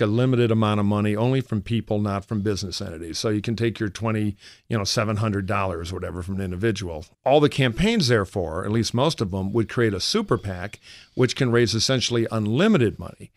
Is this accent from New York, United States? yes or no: no; Michigan, United States; now in California, United States; I worked for John Engler in my home state of Michigan